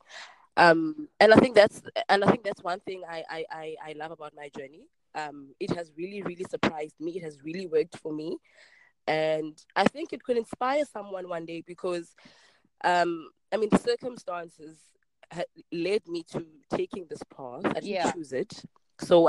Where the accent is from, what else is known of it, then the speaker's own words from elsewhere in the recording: Cape Town, Western Cape, South Africa; I grew up in Khayelitsha, and that's in Cape Town. It's a township in Cape Town. Born and bred here.